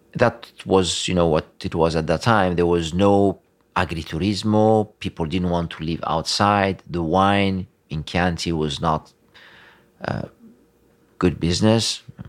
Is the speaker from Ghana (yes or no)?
no; Tunisia; moved away as an adult; also born or lived in Florence, Italy; now in Tuscany, Italy; I grew up there in Tunisia, uh, until I was eighteen